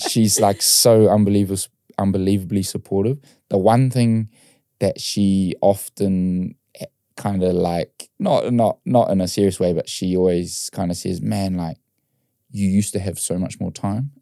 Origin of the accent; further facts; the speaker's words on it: New Zealand; I grew up in New Zealand and we loved our rugby.